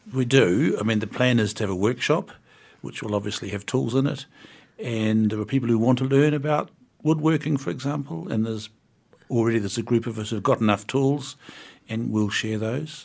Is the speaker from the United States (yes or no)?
no; Wellington, New Zealand; I'm from the North Wellington